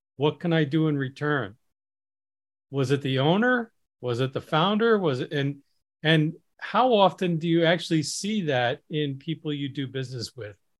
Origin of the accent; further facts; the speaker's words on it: Midwest, United States; I grew up in the Midwest, which has a different culture than other parts of the country